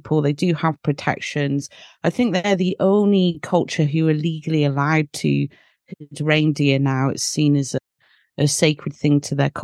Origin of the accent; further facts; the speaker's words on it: United Kingdom; I'm British